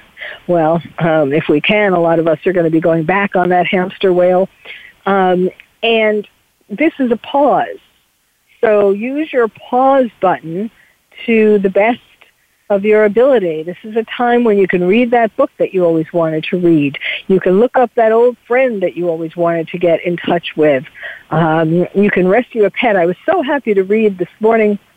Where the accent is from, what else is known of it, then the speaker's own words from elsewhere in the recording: New York, United States; accent: New York; my New York accent